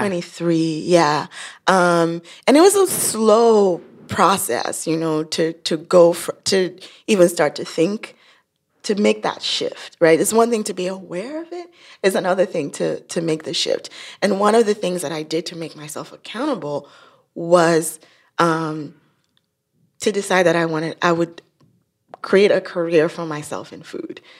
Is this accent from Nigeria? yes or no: yes; Nigeria; moved away; I'm from Nigeria